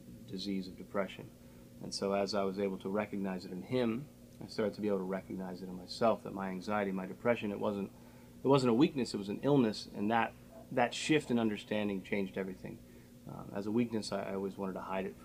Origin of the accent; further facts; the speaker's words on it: Harford County, Maryland, United States; born and raised in Harford County.